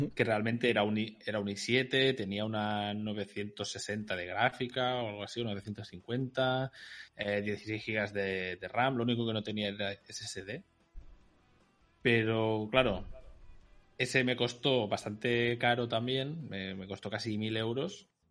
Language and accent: Spanish; Catalonia, Spain; soy catalán